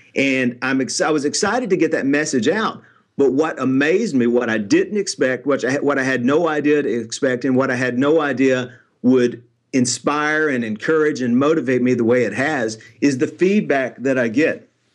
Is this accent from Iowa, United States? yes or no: no; Nashville, Tennessee, United States; I'm born and raised in Nashville, Tennessee